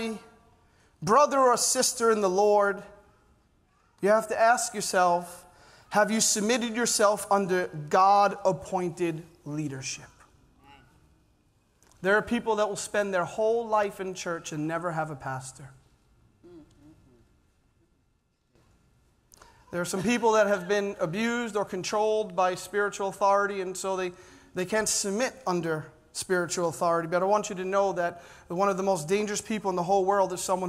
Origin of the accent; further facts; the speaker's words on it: New York City, New York, United States; Growing up in Staten Island